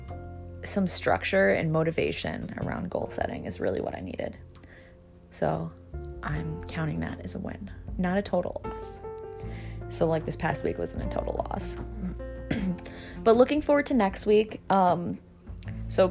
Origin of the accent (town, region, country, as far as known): New York, United States; born or raised there